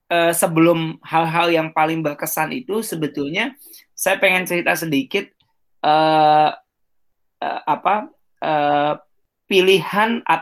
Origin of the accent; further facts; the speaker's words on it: East Jakarta, Jakarta, Indonesia; Saya, asal saya Jakarta. asal Jakarta Timur